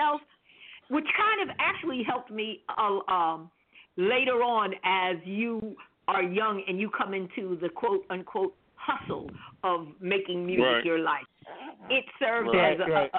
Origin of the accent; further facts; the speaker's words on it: New York City, New York, United States; I started off as a pianist out of Queens, Jamaica, Queens